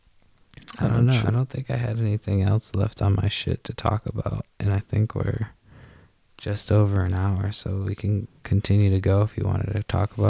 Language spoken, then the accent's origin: English; East Coast, United States; I grew up on the East Coast